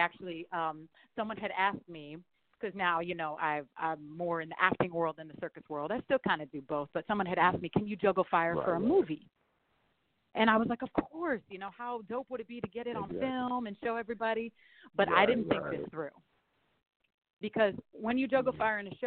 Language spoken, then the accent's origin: English; Burlington, Vermont, United States; also born or lived in San Francisco Bay Area, California; now in Los Angeles, United States; I grew up in Burlington, Vermont